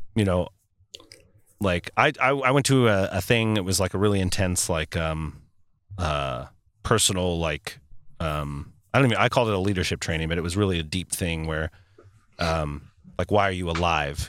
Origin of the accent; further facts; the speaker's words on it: United States; an American who is also a Christian living in this world